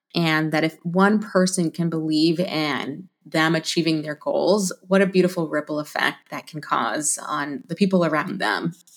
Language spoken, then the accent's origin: English; Alaska, United States; also born or lived in Florida; I'm from Alaska